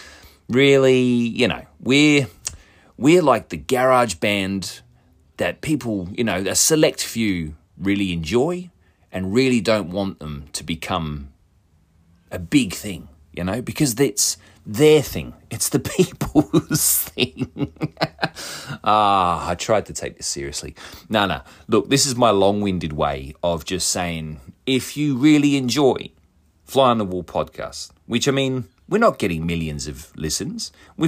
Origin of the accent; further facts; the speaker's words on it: Australia; being two Aussie dickheads, can get a little bit lost in translation. Now, my dialect isn't even really Australian. It's this weird bastardized version of the English language and the Australian accent.